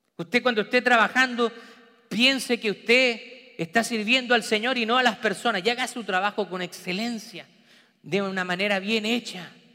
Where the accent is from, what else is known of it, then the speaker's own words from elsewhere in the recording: Chile; moved away; trabajando en mi país natal, en Chile, diferentes trabajos.